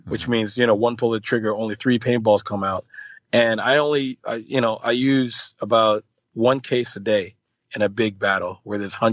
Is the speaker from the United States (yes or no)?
no; Canada; I mostly play in the States and Canada, as I am Canadian